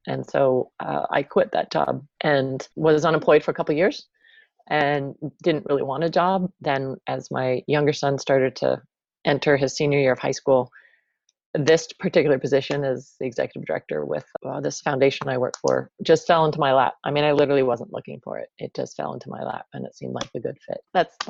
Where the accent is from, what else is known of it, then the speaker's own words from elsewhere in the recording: East Coast, United States; moved away as an adult; also born or lived in Virginia / Berkeley; now in Hood River, United States; So I grew up on the East Coast, went to college in Virginia.